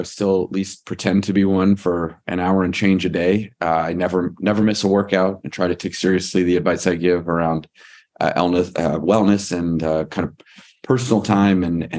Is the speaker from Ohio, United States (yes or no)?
no; Virginia, United States; I am originally from Northern Virginia.